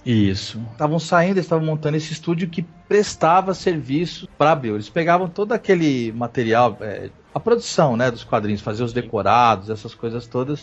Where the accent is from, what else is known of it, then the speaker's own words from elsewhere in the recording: Mato Grosso do Sul, Brazil; also born or lived in Rio de Janeiro; now in São Paulo, Brazil; sou de Mato Grosso do Sul